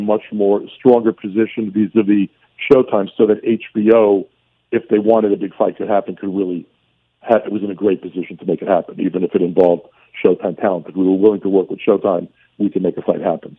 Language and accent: English; New York City, New York, United States; accent: heavy Brooklyn; I knew I was a kid from Brooklyn. My family wasn't rich. You know, I had a, I had a heavy Brooklyn accent